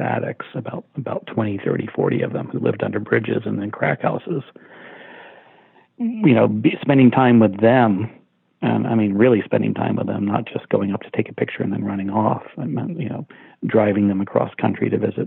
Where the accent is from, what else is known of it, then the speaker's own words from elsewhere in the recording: Central Florida, United States; moved away; I grew up in a small town in the South in Central Florida, 500 people.